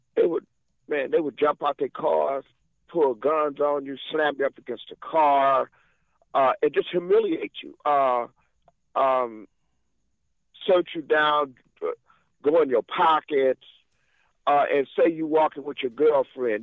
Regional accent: Monterey, California, United States; also born or lived in Watts, Los Angeles; I was born in Monterey, California

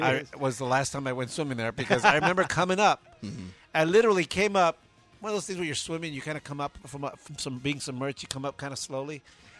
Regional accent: Baldwin Park, California, United States; My brother and I grew up in Baldwin Park

